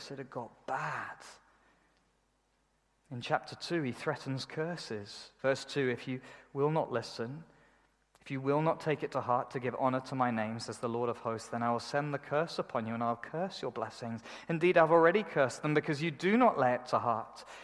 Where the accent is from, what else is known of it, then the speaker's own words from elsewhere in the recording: United Kingdom; I'm, I'm British, you know. We do everything kind of in a mediocre kind of way.